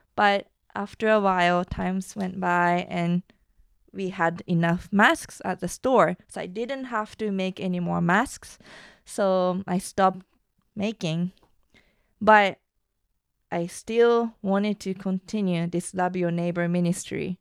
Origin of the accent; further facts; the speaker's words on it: Japan; moved away; also born or lived in United States; I used to be very insecure about myself growing up in Japan